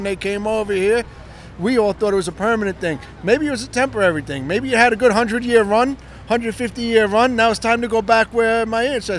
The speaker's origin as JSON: {"language": "English", "town": "New York City", "region": "New York", "country": "United States", "said": "I'm from Brooklyn, New York."}